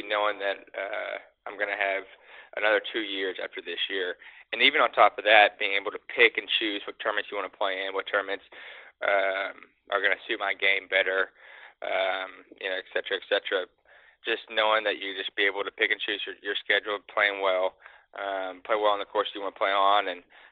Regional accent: Dallas area, Texas, United States; play in the Byron Nelson in my hometown

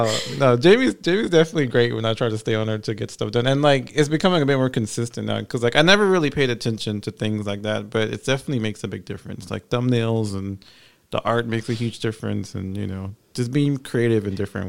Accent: Guyana; also born or lived in New York / Miami; now in Atlanta, United States; And I'm originally from British Guyana, but I lived in New York and in Miami and then here in Georgia.

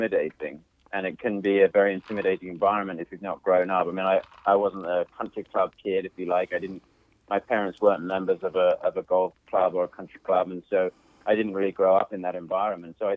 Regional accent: London, United Kingdom; moved away; also born or lived in Macon, Georgia; I grew up in South London

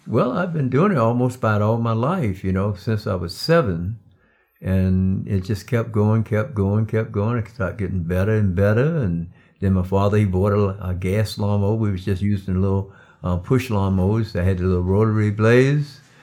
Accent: Darlington, South Carolina, United States; moved away; originally, I'm from Darlington, South Carolina. I was raised in a cotton field.

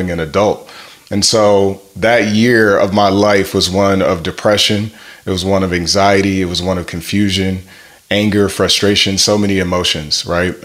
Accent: Grand Rapids, Michigan, United States; I'm originally from Grand Rapids, Michigan

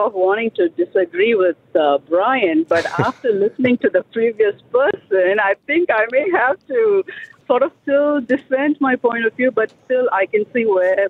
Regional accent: India; also born or lived in Saudi Arabia; now in United States; growing up in India, yeah. coming to know the Lord in Saudi Arabia, having lived as a Christ follower in Saudi Arabia.

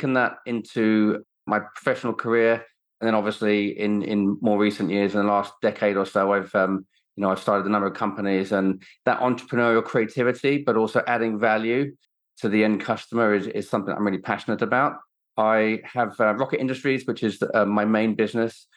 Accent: Sussex, South East England, United Kingdom; also born or lived in Kenya; I grew up in Sussex. My parents both worked for the airlines. So from a very young age, I spent a lot of time in Kenya growing up

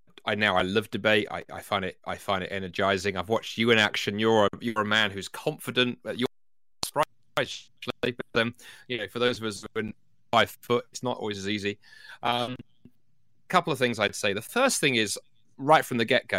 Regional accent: London, United Kingdom; my first job 25 years ago was working for a hospital in London where I grew up

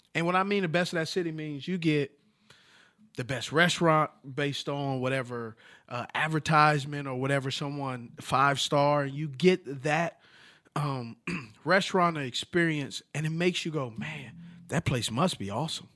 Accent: California, United States; I'm from Cali

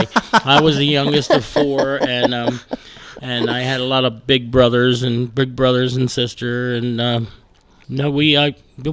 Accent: Baltimore, Maryland, United States; also born or lived in Catonsville, Maryland; I grew up in Baltimore, just outside of Baltimore.

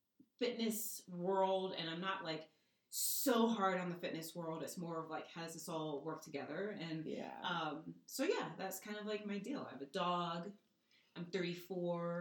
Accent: East Coast, United States; moved away as an adult; now in Colorado, United States; On the East Coast. Because the way you talk is real direct.

